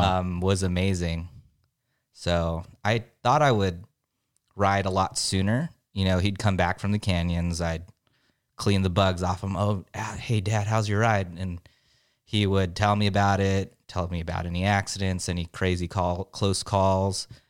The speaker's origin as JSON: {"language": "English", "town": "San Diego", "region": "California", "country": "United States", "said": "I'm from San Diego"}